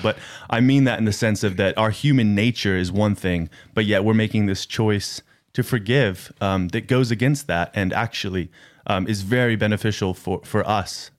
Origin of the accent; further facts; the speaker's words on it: United States; moved away; I'm from America. I, uh, do not, uh, live in America